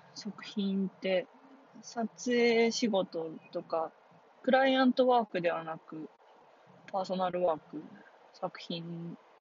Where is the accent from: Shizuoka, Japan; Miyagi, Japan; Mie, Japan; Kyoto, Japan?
Miyagi, Japan; Sendai; now in Tokyo, Japan; 自分のふるさとが仙台で、よかったな。